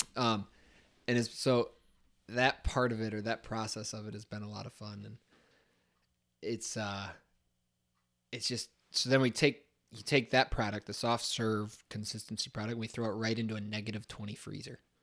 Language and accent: English; Scipio Center, New York, United States; growing up in Scipio Center, New York